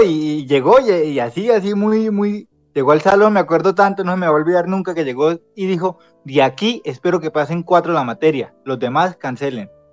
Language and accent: Spanish; Piedecuesta, Santander, Colombia; now in Bucaramanga, Colombia; En Piedecuesta hice mi primaria en ese colegio y la secundaria en uno llamado La Normal